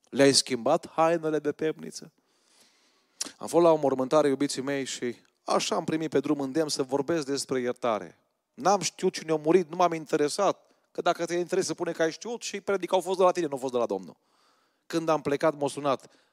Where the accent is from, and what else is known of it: Romania